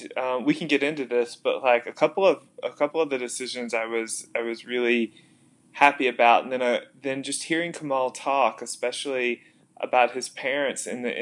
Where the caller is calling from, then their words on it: Columbus, Ohio, United States; I am currently in my bedroom in Columbus, Ohio.